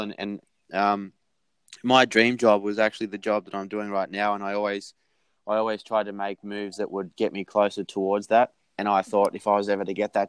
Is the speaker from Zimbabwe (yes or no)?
no; Sydney, New South Wales, Australia; moved away as an adult; now in New York City, United States; growing up in Sydney with beautiful weather